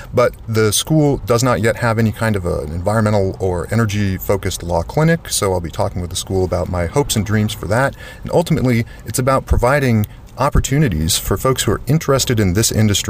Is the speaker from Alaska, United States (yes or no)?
yes; Alaska, United States; I'm from Alaska